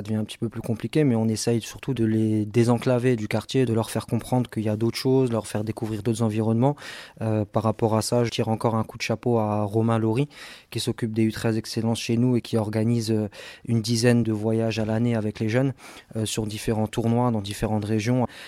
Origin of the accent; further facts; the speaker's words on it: Strasbourg, Grand Est, France; moi j'ai grandi à Cronenbourg